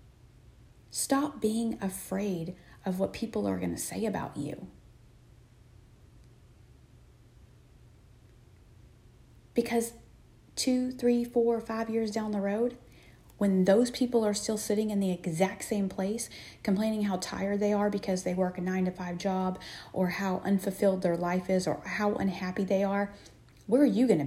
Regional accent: Texas, United States; I'm from Texas

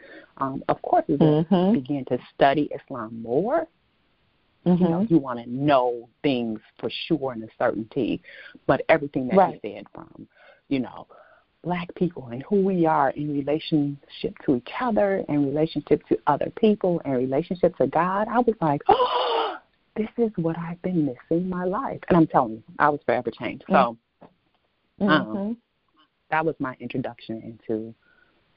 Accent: Detroit, Michigan, United States; also born or lived in Chicago; born and raised in Detroit, educated in Detroit public schools

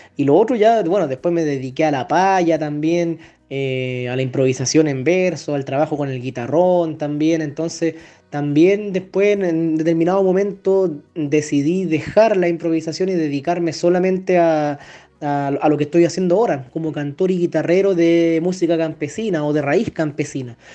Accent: San Fernando, O'Higgins, Chile; moved away as an adult; also born or lived in Valparaíso; salí de San Fernando, por ejemplo, de, mi querida Colchagua, me fui a estudiar a Valparaíso

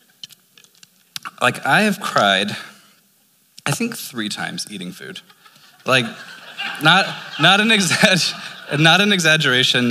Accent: Lancaster, Pennsylvania, United States; now in Albuquerque, United States; we're from Lancaster, PA

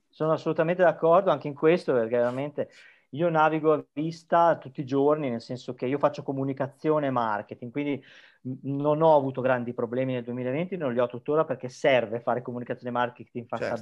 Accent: Emilia-Romagna, Italy; accent: Emilian; moved away as an adult; now in Tenerife, Spain; originario, forse l'accento si sente, sono emiliano

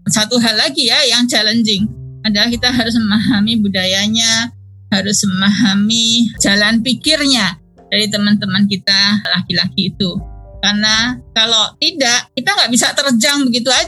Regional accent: Indonesia; jadi pada waktu itu kan saya datang dari Indonesia maka kita bisa bawa ide penyakit di Indonesia yang tidak ada di sana

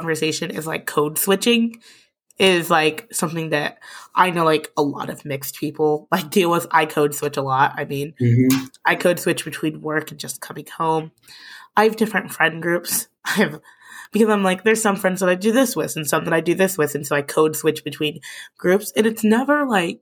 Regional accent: St. Paul, Minnesota, United States; now in Lincoln, United States; I'm from St. Paul, Minnesota

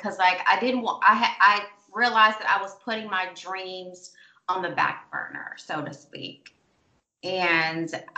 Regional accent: Scott, Arkansas, United States; accent: Southern; moved away as an adult; now in Los Angeles, United States; I am from a very small town called Scott, Arkansas. It's probably about 20 miles outside of Little Rock. And I grew up there.

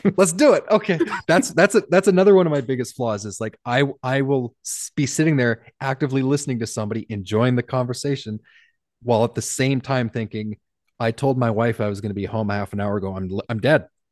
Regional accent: Canada; I'm Canadian

